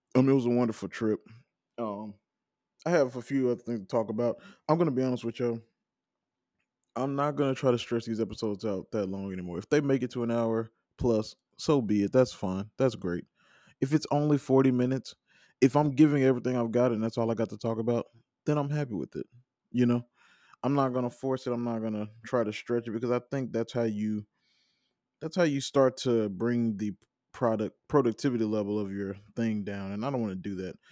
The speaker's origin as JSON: {"language": "English", "town": "Vicksburg", "region": "Mississippi", "country": "United States", "also_born_or_lived": "Starkville, Mississippi", "said": "I'm from Vicksburg, Mississippi, I'll drive around there with no G P S on 'cause I know those streets"}